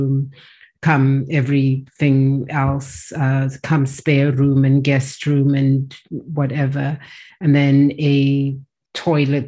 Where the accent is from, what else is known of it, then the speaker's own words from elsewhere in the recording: South Africa; also born or lived in England; I grew up both in England and in South Africa